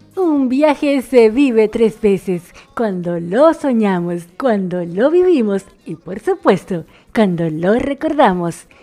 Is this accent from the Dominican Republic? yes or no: yes; Dominican Republic; now in Argentina; una dominicana en Argentina y la dominicana más argentina